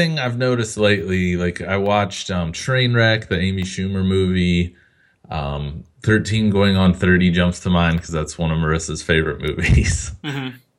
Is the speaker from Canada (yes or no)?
no; United Kingdom; Like, yeah, of course I know all these monsters and how to fight vampires. I'm British.